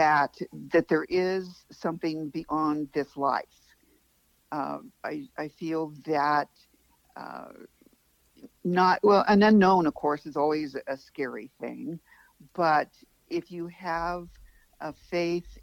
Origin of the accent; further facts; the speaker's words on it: Arizona, United States; I grew up in Arizona